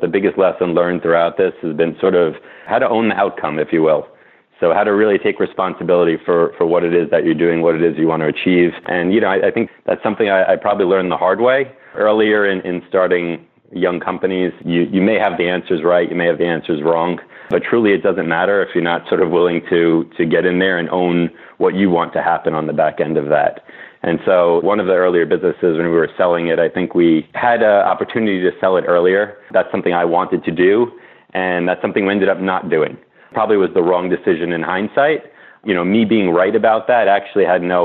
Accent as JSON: {"language": "English", "town": "New York City", "region": "New York", "country": "United States", "tie": "born or raised there", "also_born_or_lived": "Massachusetts", "said": "Rob and I grew up together in Brooklyn, New York"}